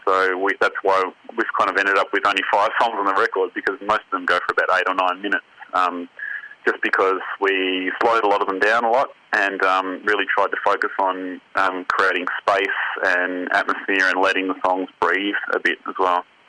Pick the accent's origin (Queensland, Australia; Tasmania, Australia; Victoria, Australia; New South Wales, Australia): Tasmania, Australia; four of us growing up in Tassie